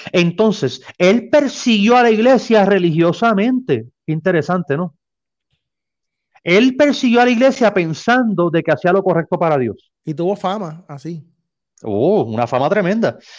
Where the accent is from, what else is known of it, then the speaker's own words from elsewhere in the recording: Mexico; Para mí eh, es, un honor compartir con gente de mi tierra. Aquí estoy rodeado de mexicanos.